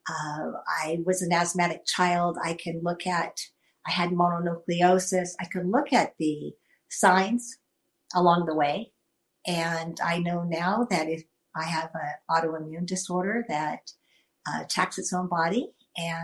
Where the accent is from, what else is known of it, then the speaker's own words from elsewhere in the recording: Stockton, California, United States; I'm from Stockton, California